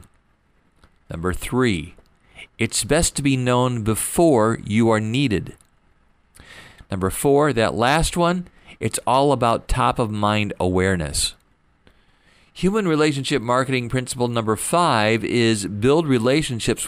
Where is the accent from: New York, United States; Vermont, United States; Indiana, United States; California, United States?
Indiana, United States; Fort Wayne; moved away as an adult; also born or lived in Detroit, Michigan; I moved back to my hometown after my dad passed away